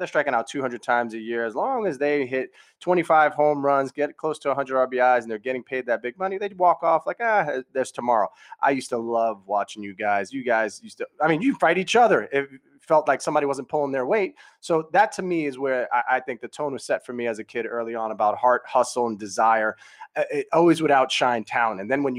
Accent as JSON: {"language": "English", "town": "New York City", "region": "New York", "country": "United States", "tie": "born or raised there", "said": "growing up in Brooklyn, New York"}